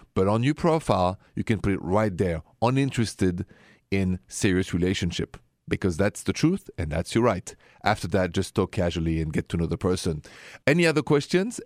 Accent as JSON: {"language": "English", "town": "Paris", "region": "Île-de-France", "country": "France", "accent": "French", "second_language": "English", "moved": "yes", "said": "my accent, if it's the first time you hear this show, is French, straight from Paris."}